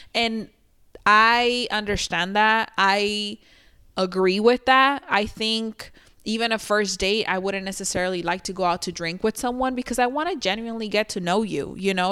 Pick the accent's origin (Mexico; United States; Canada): Mexico; Sinaloa; I'm from Sinaloa.